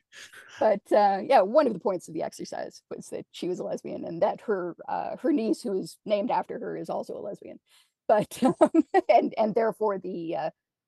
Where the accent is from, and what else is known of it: Canada